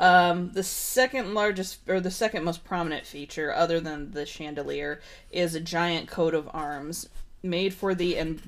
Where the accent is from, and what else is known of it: United States; also born or lived in Edwardsburg, Michigan